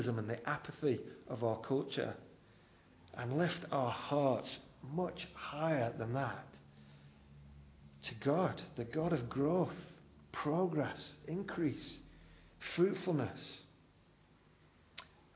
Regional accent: United Kingdom; We're very reserved as British people

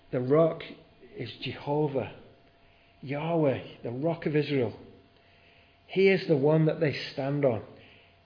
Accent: near Southport, North West England, United Kingdom; I grew up living near Southport

